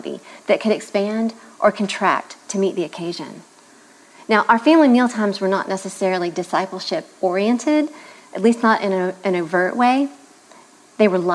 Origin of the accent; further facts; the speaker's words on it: the South, United States; Growing up in the South, it would have been difficult to have escaped an education and laying the table